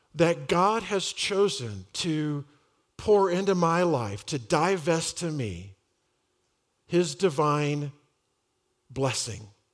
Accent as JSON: {"language": "English", "town": "Dallas", "region": "Texas", "country": "United States", "tie": "born or raised there", "said": "I grew up in Dallas, uh, in the Republic of Texas."}